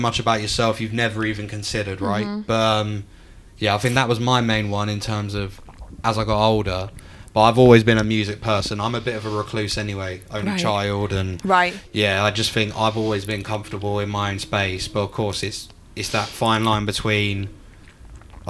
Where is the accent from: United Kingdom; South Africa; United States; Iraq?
United Kingdom; London; accent: London; my London accent was way stronger than it was now